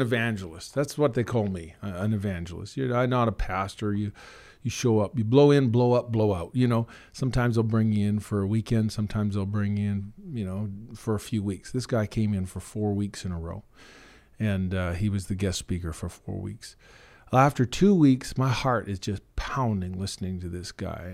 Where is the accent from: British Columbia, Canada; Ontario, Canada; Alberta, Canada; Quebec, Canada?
Alberta, Canada; Red Deer; also born or lived in Kugluktuk, Northwest Territories / Killam, Alberta; now in Drayton Valley, Canada; I grew up in Red Deer